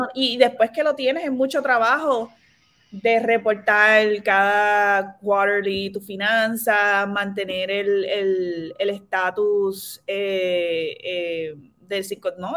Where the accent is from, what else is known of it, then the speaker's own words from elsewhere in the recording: San Lorenzo, Puerto Rico; moved away as an adult; yo soy de San Lorenzo